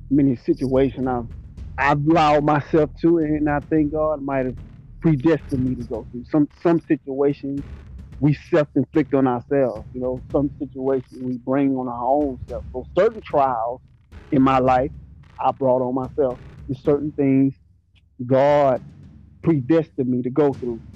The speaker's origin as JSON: {"language": "English", "town": "Mobile", "region": "Alabama", "country": "United States", "said": "I'm from Mobile, Alabama. You know what I'm saying? From the rough streets of Alabama, the bottom"}